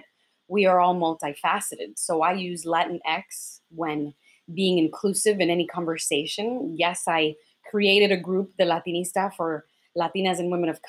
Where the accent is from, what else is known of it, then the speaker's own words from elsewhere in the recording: New York City, New York, United States; first language Spanish; English is a second language; also born or lived in Dominican Republic / the Bronx; I came here to the United States when I was just 3 years old by way of Washington Heights, New York City, where the majority of Dominicans go through when coming to this country. We spend a lot of our time in Washington Heights and in the Bronx. I spent the majority of my childhood there